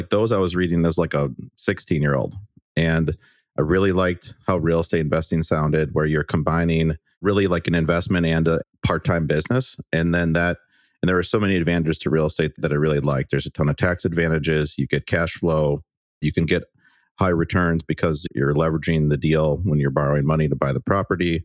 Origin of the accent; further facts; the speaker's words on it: Waukesha, Wisconsin, United States; I'm from the Milwaukee area. So I grew up in a city called Waukesha, Wisconsin